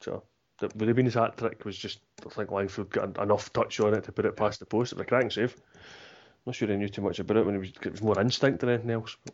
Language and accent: English; Scotland, United Kingdom; I'm Scottish, but I've got Irish ancestry and Polish ancestry. It's probably the two other countries I identify